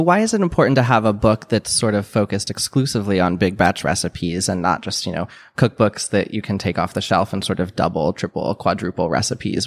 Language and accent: English; Midwest, United States; I grew up in the Midwest